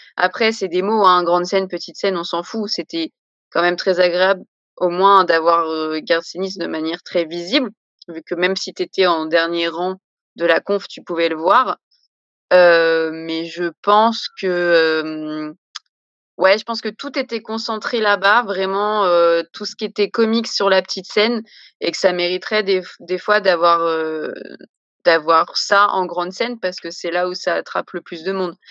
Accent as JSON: {"language": "French", "town": "Paris", "region": "Île-de-France", "country": "France", "said": "moi je suis de Paris"}